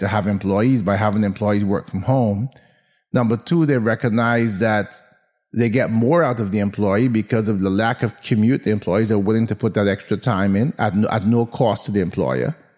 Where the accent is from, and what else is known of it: United States